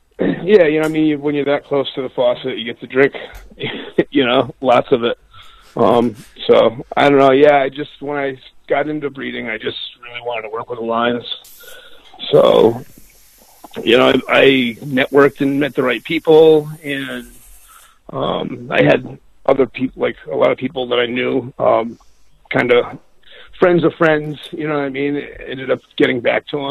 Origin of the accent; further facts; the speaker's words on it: New England, United States; I'm from the same area as Greg. I grew up a couple towns over from him.